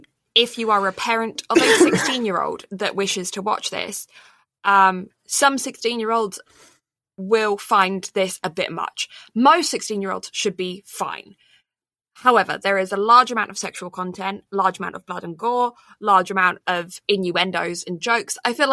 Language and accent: English; United Kingdom; accent: British; it's just me taking my British accent and just like slurring everything